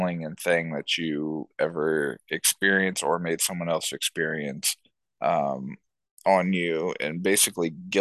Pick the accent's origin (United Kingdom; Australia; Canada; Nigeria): United Kingdom; now in Ohio, United States; I'm British native